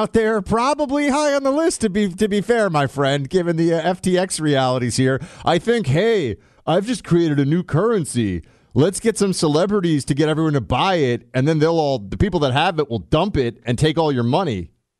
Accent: New York, United States; I grew up in New York

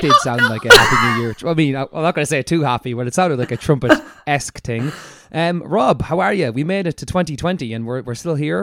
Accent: Ireland; we're an Irish podcast

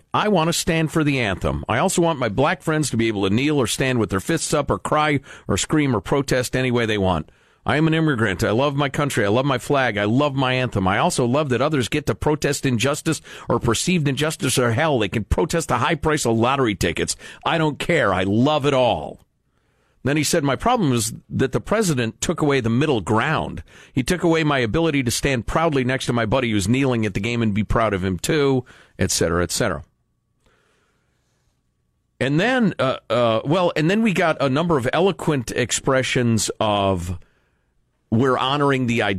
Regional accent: Chicago, Illinois, United States; I am from Chicago, not Louisiana

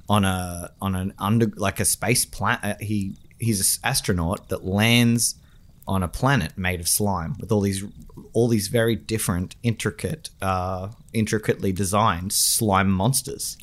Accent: Australia; my hometown, Sugar Cane

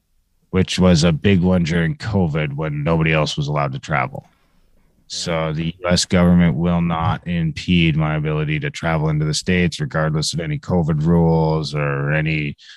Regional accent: Canada; I'm an Indian in Canada

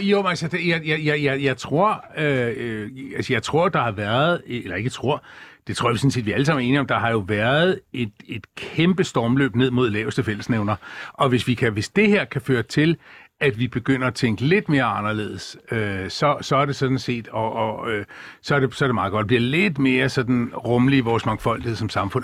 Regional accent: Bornholm, Capital Region of Denmark, Denmark; Jeg er født på Bornholm oprindeligt

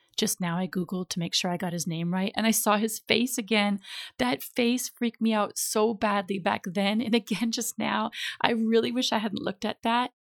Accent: Minnesota, United States; moved away as an adult; also born or lived in California; I was from Minnesota

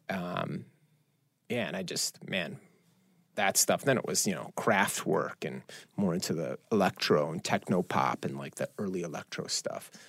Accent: Chicago, Illinois, United States; I, I think, look, I, I'm growing up in Chicago.

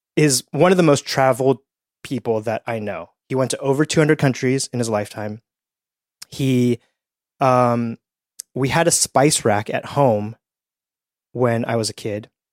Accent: Petaluma, California, United States; also born or lived in Edmonton, Canada; we grew up in Petaluma, California, which is about an hour north of San Francisco

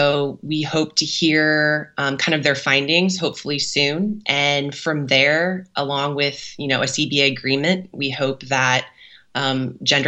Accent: St. Louis, Missouri, United States; now in Kansas City, United States; from a very young age, grew up watching the Ambush and the St. Louis Steamers

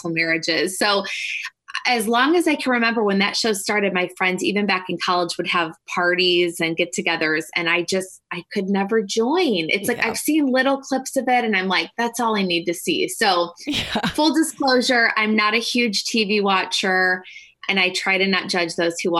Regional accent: Detroit, Michigan, United States; I'm from the Detroit area, and Michigan will always have a special place in my heart

